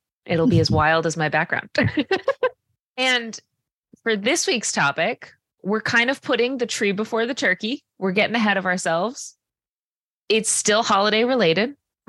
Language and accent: English; Tiverton, Rhode Island, United States; I grew up in Tiverton, and this farm has been around for long before I've been.